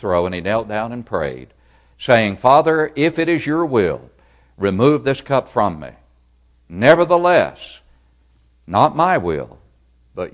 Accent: Smithville, Tennessee, United States; my hometown of Smithville

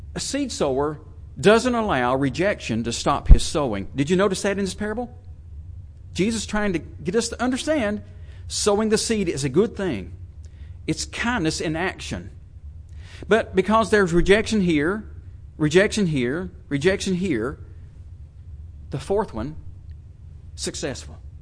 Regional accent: United States

